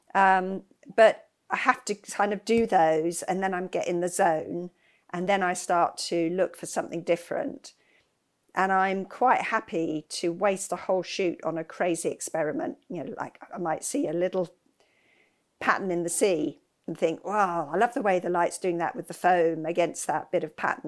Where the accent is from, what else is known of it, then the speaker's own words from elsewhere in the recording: West Sussex, South East England, United Kingdom; I grew up in West Sussex.